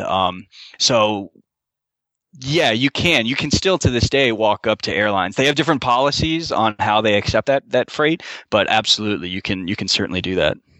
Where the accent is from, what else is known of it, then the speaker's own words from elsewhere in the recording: Florida, United States; moved away as an adult; also born or lived in Grand Forks, North Dakota; born and raised in Florida